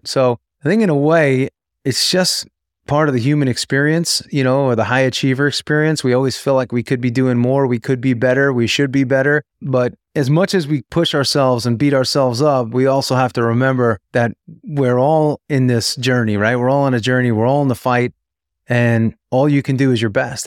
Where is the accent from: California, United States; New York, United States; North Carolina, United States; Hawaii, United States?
New York, United States; moved away as an adult; also born or lived in Tampa, Florida; growing up in New York, I was always a big Yankee fan